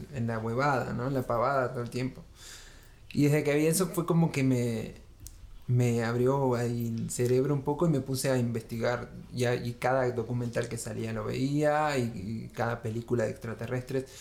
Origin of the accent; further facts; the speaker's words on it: Trelew, Chubut, Argentina; moved away as an adult; Chubut, bien al sur. Este, mm, la Patagonia Argentina, bien helada. Ahí nací y viví 19 años